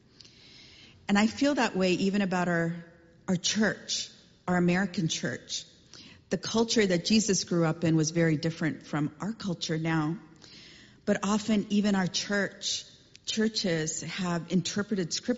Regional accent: Chennai, Tamil Nadu, India; As a kid growing up in India, I remember our street in Chennai.

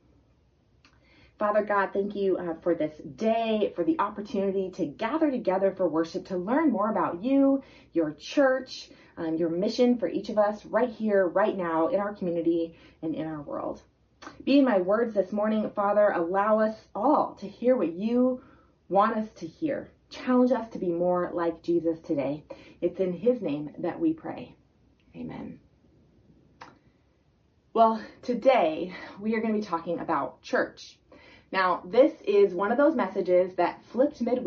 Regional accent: North Bend, Washington, United States; I grew up in North Bend, and my husband and I have lived there now for about 15 years

